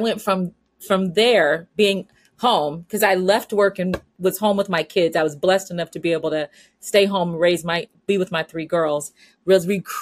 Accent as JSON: {"language": "English", "town": "San Diego", "region": "California", "country": "United States", "tie": "born or raised there", "also_born_or_lived": "Midwest / Florida / Chicago, Illinois", "moved": "yes", "lives_now": "Munster, Indiana, United States", "said": "I was born and raised in San Diego, California. So I'm a Southern California girl"}